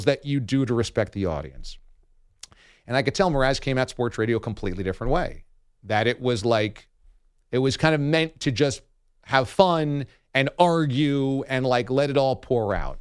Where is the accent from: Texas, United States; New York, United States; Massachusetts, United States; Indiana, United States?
New York, United States; New York City; also born or lived in Boston; I'm from New York. My family is here.